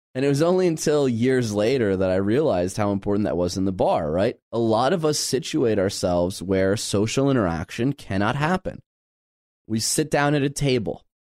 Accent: Midwest, United States; growing up in the Midwest

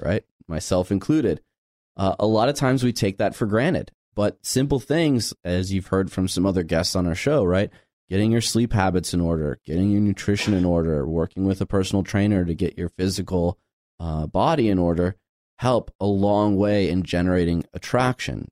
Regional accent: Midwest, United States; growing up in the Midwest

